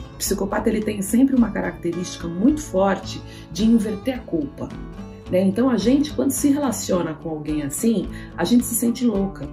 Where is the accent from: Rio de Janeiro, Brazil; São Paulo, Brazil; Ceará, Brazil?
São Paulo, Brazil; nasci aqui em São Paulo